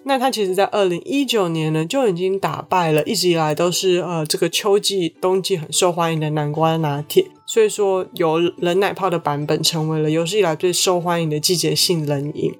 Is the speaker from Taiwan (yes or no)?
yes; Taiwan; 我们台湾的人